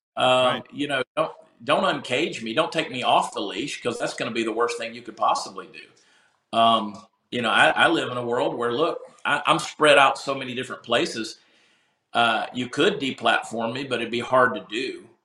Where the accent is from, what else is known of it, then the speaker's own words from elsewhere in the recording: Augusta, Georgia, United States; moved away as an adult; now in Texas, United States; my hometown of Augusta, Georgia